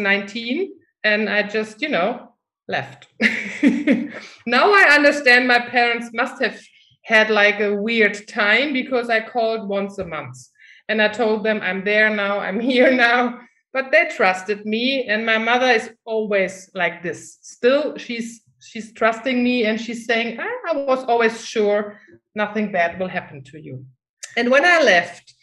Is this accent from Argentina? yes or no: no; Germany; English is a second language; moved away as an adult; I'm from Germany. But the funny thing is, I never felt German. Since I was a little child, I always felt, I don't know, not German anyhow, but still I lived in Germany